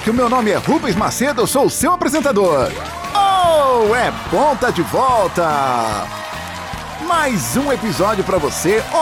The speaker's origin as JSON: {"language": "Portuguese", "region": "Rio de Janeiro", "country": "Brazil", "said": "Sim, sou do Rio de Janeiro."}